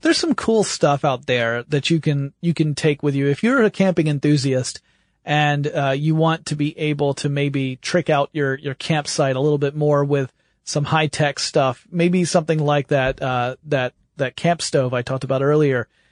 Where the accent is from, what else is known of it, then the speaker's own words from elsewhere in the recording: the South, United States; You can tell I grew up in the South.